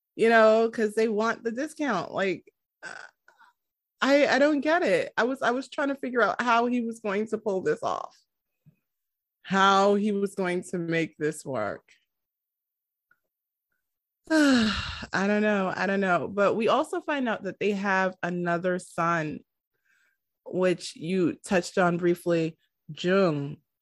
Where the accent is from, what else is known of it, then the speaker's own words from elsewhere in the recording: New York City, New York, United States; I am from New York